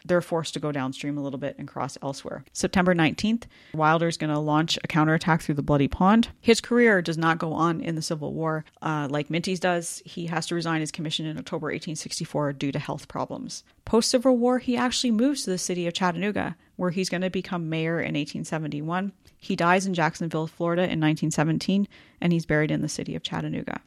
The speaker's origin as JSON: {"language": "English", "town": "Goderich", "region": "Ontario", "country": "Canada", "tie": "born or raised there", "said": "my hometown of Goderich"}